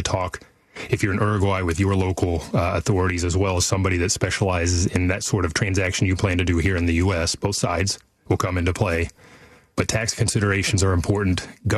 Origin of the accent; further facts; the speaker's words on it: Sacramento, California, United States; I'm from Sacramento too.